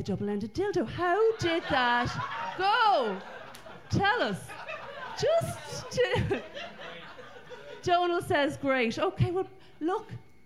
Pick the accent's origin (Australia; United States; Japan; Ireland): Ireland; I'm Irish